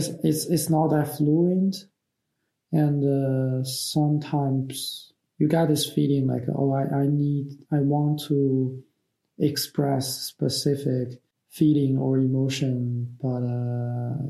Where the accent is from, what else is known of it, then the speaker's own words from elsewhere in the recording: China; accent: in between American English and Chinese; first language Mandarin Chinese; English is a second language; moved away as an adult; now in New York, United States; My country of origin is China and I'm currently living in New York